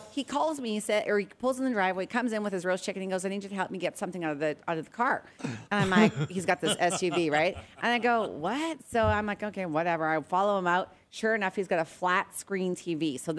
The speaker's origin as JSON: {"language": "English", "town": "Regina", "region": "Saskatchewan", "country": "Canada", "tie": "born or raised there", "said": "And growing up in Canada, I know you guys, you know, I got to tell you about this. Like in Regina, by the way, my friends text me because they're listening in. They're like … we don't have 130,000 people."}